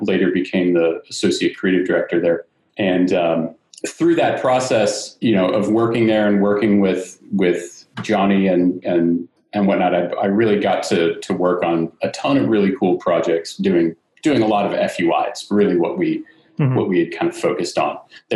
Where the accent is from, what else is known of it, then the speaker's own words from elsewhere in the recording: Northern Virginia, United States; moved away as an adult; also born or lived in Richmond, Virginia / New York City; I'm originally from Northern Virginia area and I went to school in Richmond at VCU